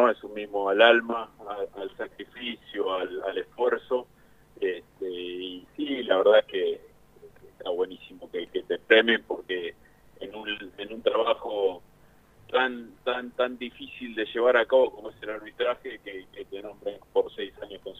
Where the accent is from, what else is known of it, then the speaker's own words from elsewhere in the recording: Punta Alta, Buenos Aires Province, Argentina; born there; now in La Plata, Argentina; Sí, sí, sí, nací en Punta